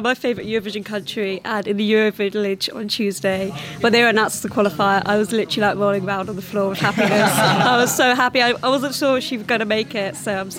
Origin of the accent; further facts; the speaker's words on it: Bournemouth, South West England, United Kingdom; I'm from Bournemouth.